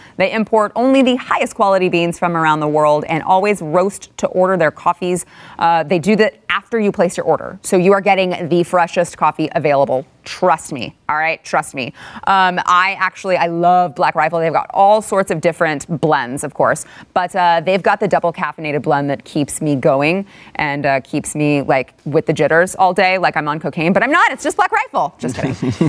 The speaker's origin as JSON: {"language": "English", "region": "Texas", "country": "United States", "tie": "born or raised there", "said": "It's like I was born and raised in Texas, and I have this really weird accent."}